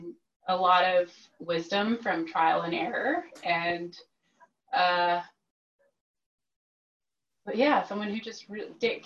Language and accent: English; Texas, United States; moved away as an adult; I'm from Texas originally. I moved out here 10 years ago